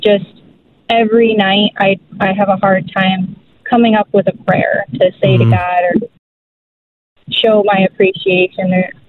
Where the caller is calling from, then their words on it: Cass City, Michigan, United States; I'm from the Cass City area.